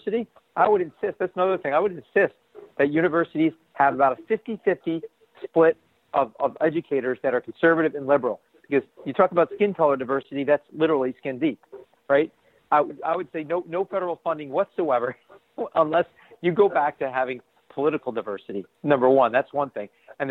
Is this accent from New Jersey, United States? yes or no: yes; New Jersey, United States; now in Boston, United States; I'm from New Jersey originally.